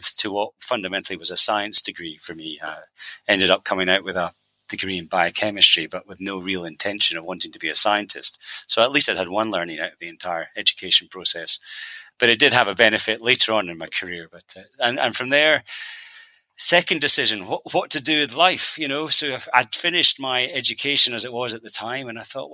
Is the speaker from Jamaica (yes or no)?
no; Edinburgh, Scotland, United Kingdom; I, as I said, was born and bred, raised, reared, whatever word you want to use, in Edinburgh. So a little village outside of Edinburgh called Blerno